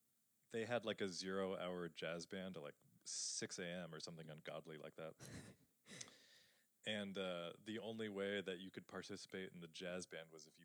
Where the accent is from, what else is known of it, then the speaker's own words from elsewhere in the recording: eastern Washington, United States; I grew up 4 hours from Seattle in the eastern side of the state.